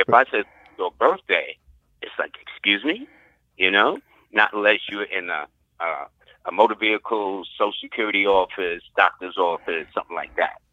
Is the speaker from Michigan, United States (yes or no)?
no; New York City, New York, United States; I'm a product of Harlem because I was born in Harlem